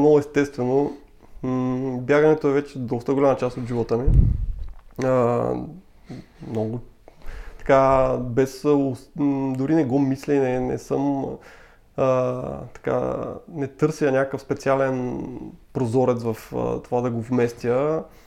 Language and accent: Bulgarian; Sevlievo, Gabrovo Province, Bulgaria; moved away as an adult; now in Sofia, Bulgaria; аз съм роден от Севлиево. Вече в София съм над 10 години.